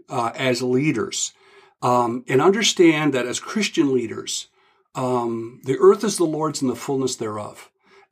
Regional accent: Ontario, Canada; growing up in Ontario, Canada

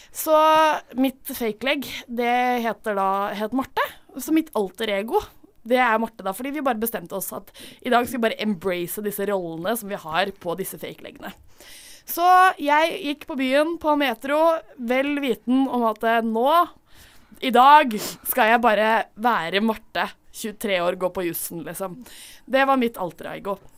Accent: Drøbak, Akershus, Norway; moved away; rommet mitt eh, hjemme i Drøbak

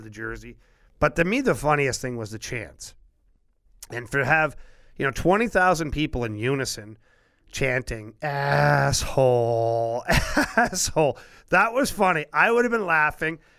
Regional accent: Ottawa, Ontario, Canada; moved away; that's my hometown

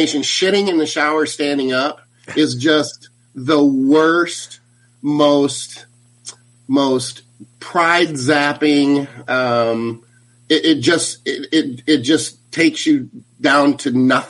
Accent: Battle Creek, Michigan, United States; moved away; I'm originally from Michigan, from Battle Creek, Michigan.

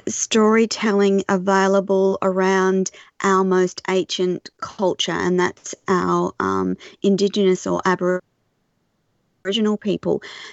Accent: New Zealand; Whereas I come from the Maori, stunning, from

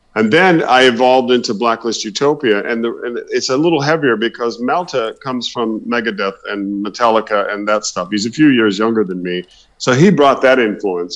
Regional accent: Oklahoma, United States; I originally come from Oklahoma

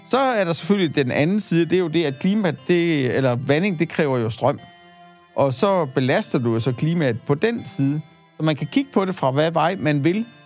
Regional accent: Denmark; vi som danskere

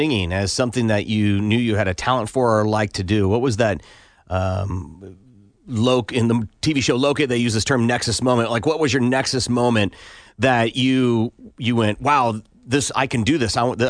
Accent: Iowa, United States; I grew up in Iowa, so farm sounds fun to me.

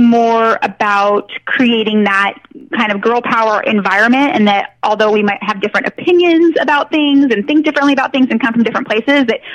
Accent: Northern California, United States; I'm from Northern California, and I grew up with two moms

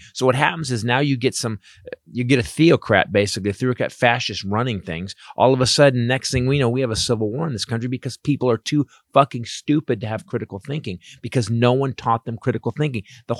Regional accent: Florida, United States; I'm also from Florida in the last generation.

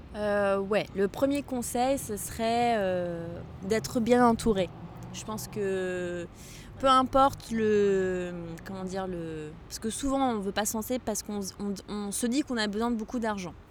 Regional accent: Morocco; now in Paris, France; j'aime bien rentrer chez moi au Maroc. J'aime bien rentrer chez mes parents parce qu'ils habitent juste en face de l'océan, à Casablanca

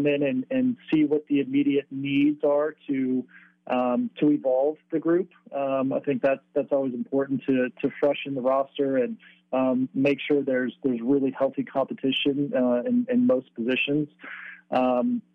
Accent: San Diego, California, United States; moved away as an adult; also born or lived in South Bend, Indiana / Belgium / Charlotte / Denver; the luxury of growing up in San Diego is you get to play sport year round.

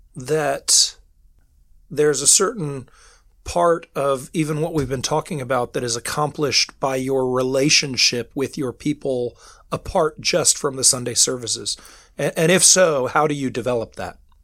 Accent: United States; moved away as an adult; now in United Kingdom; I'm an American ministering here in the in the United Kingdom

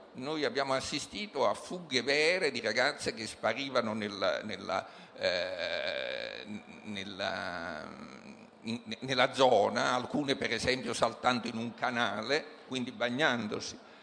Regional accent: Naples, Campania, Italy; Io sono, eh, sono di Napoli

